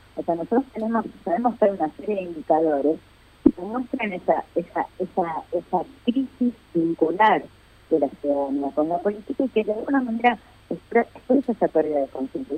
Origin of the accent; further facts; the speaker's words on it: Argentina; somos, los argentinos